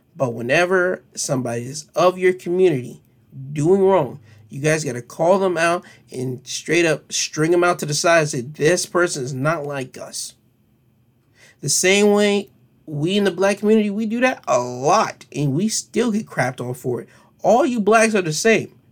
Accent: United States; we, as American citizens

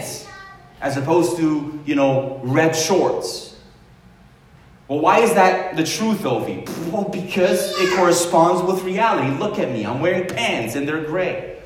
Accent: Romania; moved away; also born or lived in United States / Canada; I was born in Romania. If anything, I'm a Romanian, American, Canadian, whatever

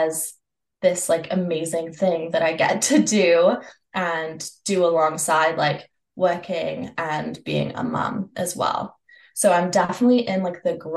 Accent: Canada; I'm from Canada

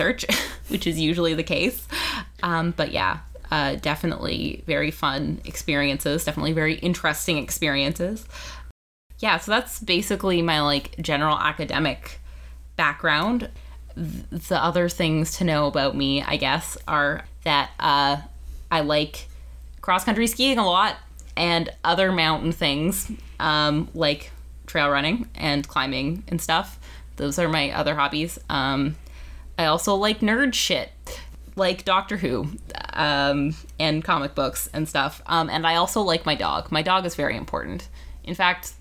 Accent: Vancouver, British Columbia, Canada; I am from Vancouver, British Columbia, where I still live

